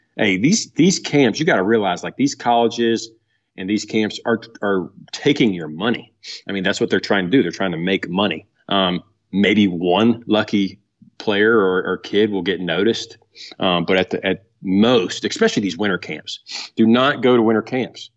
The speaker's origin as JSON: {"language": "English", "area": "Blue Ridge Mountains", "region": "Virginia", "country": "United States", "tie": "born or raised there", "moved": "yes", "lives_now": "Carthage, North Carolina, United States", "said": "I was born in Virginia, um, and right, right on the outskirts of the Blue Ridge Mountains. Um, so I was, grew up a mountain boy"}